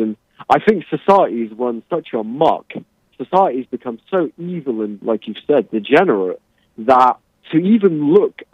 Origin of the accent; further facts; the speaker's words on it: England, United Kingdom; I'm English.